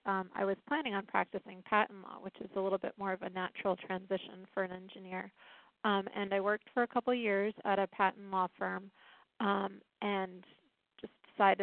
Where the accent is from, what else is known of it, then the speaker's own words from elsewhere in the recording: Rhode Island, United States; moved away as an adult; now in Washington, D.C., United States; I'm from Rhode Island. I came to this area in 1999